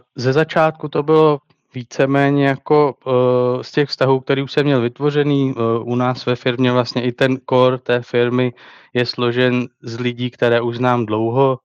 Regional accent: Letohrad, Pardubice Region, Czechia; přestěhovat se do svého rodného města, což je Letohrad ve východních Čechách

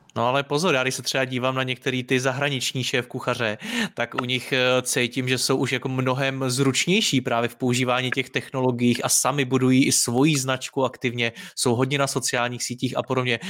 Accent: Prague, Czechia; jsem z Prahy

